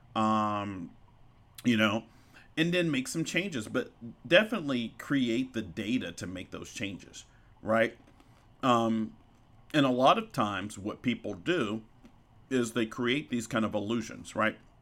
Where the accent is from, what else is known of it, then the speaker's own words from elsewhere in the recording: Arkansas, United States; also born or lived in Chicago, Illinois; I grew up in Arkansas